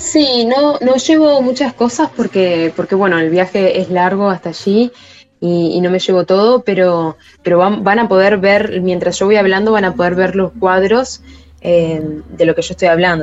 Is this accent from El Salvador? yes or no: no; Maldonado, Uruguay; soy Fernandina de Maldonado